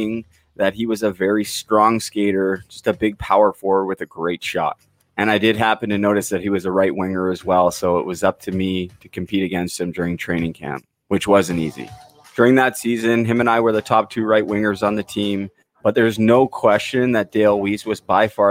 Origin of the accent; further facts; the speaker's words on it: Vancouver, British Columbia, Canada; my hometown Vancouver Canucks